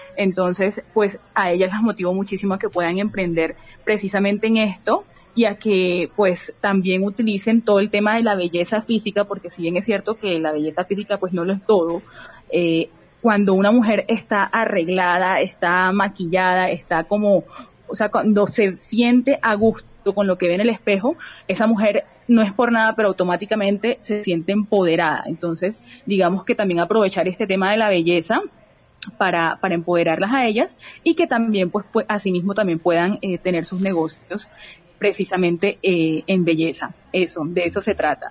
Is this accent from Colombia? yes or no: yes; Barranquilla, Atlántico, Colombia; soy una mujer barranquillera